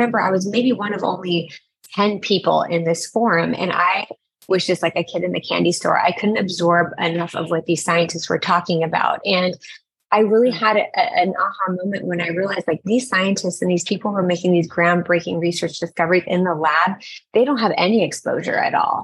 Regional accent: Orange County, California, United States; I moved back to my hometown of Orange County and started my own practice.

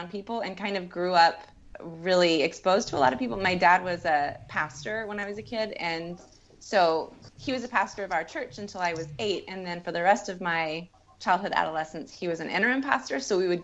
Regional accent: Texas, United States; I'm mostly from Texas, but all of my family is from Mississippi

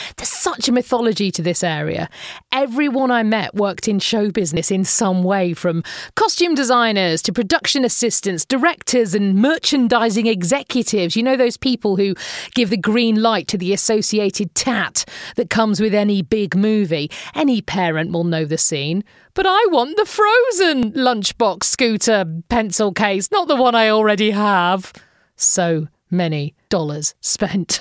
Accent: United Kingdom; we Brits

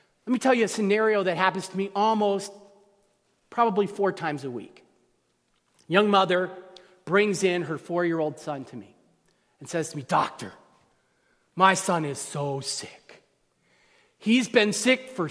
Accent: California, United States; where I'm from California, we use different terms to describe you plural.

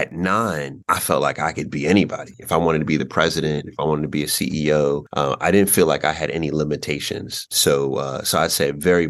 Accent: New York, United States; also born or lived in Queens, New York / Long Island, New York / Washington, D.C.; So I was born in New York and my mother's from Jamaica, from St. Anne. My father's from South Carolina, from Camden, South Carolina. We spent a lot of time in Queens, in Jamaica, Queens, in New York, you know, growing up in the early days.

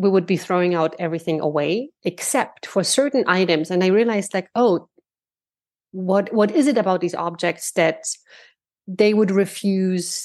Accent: Germany; moved away as an adult; now in United States; my parents moved to Germany, and then later, and I grew up in Germany, and then 13 years later, I moved to the States

